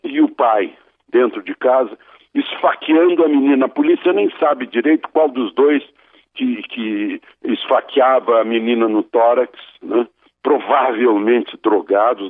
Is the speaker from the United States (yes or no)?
no; Brazil